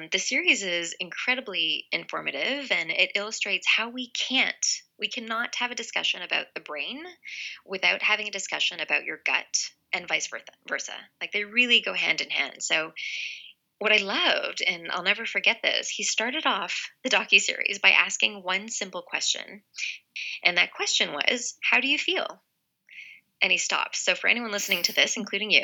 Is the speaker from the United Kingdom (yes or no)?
no; Canada; now in Los Angeles, United States; I'm originally from Canada where we're given a year mat leave, but in the States where I am now in Los Angeles